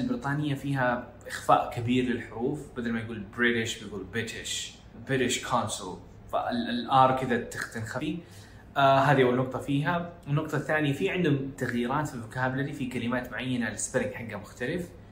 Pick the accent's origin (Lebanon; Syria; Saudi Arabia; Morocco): Saudi Arabia; إحنا عندنا في السعودية. آه، الجداوي والوكاوي و-, آه، والجنوب